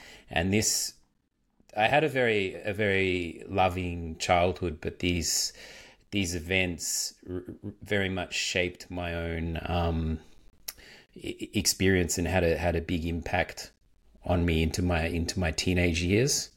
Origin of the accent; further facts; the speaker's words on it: Melbourne, Victoria, Australia; moved away as an adult; also born or lived in Birmingham, England; now in Hamburg, Germany; from Melbourne originally